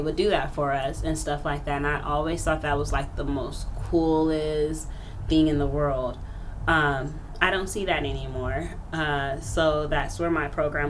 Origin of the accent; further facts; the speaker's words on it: Wichita, Kansas, United States; now in Phoenix, United States; I grew up in Wichita, Kansas, which was um, in like a little project area.